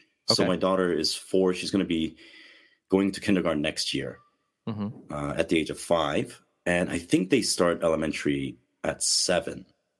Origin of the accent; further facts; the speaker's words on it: Ohio, United States; when we were growing up in Ohio